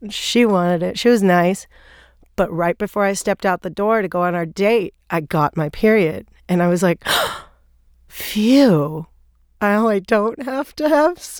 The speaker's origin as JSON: {"language": "English", "country": "Thailand", "tie": "born or raised there", "also_born_or_lived": "New York", "moved": "as an adult", "said": "I grew up in Thailand"}